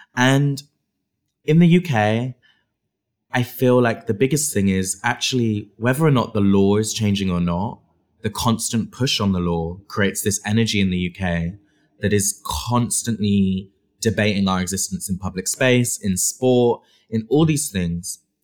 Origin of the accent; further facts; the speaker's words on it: Bristol, South West England, United Kingdom; I grew up in Bristol, in England